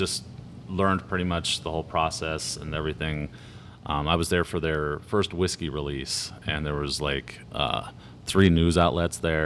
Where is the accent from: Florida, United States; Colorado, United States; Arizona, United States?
Arizona, United States; Tempe; I'm born and raised in Tempe